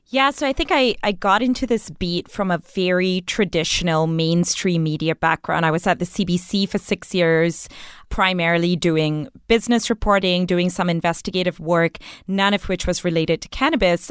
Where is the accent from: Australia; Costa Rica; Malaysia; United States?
Malaysia; now in Canada; I grew up in Malaysia